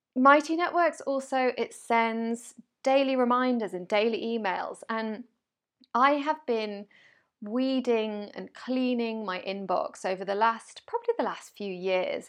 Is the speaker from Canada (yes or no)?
no; United Kingdom; I'm British